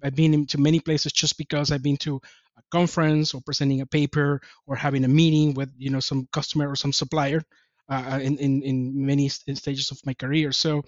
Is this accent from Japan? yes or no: yes; Japan; I came from Japan at the time.